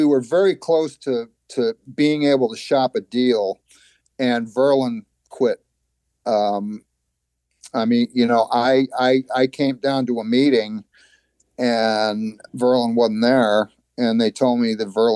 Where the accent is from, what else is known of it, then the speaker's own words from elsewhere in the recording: New York, United States; moved away; I was from New York, you know, about the worst place you could be from